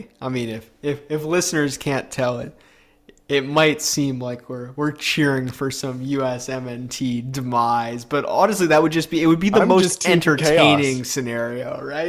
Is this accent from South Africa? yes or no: no; Canada; as a Canadian